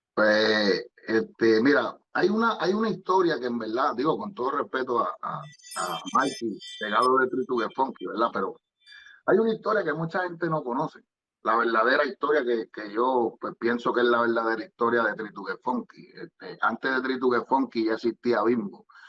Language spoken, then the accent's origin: Spanish; Guaynabo, Puerto Rico; yo soy de Amelia